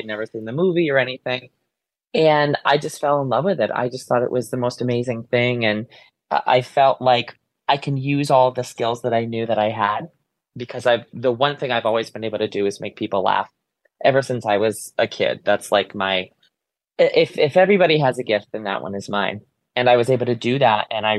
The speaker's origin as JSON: {"language": "English", "town": "Ansonia", "region": "Connecticut", "country": "United States", "tie": "born or raised there"}